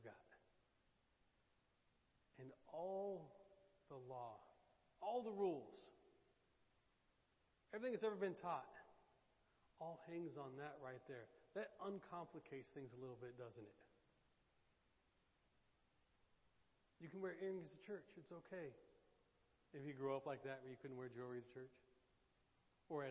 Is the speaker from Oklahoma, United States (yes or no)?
yes; Oklahoma, United States; now in Daytona Beach, United States; I'm from Oklahoma.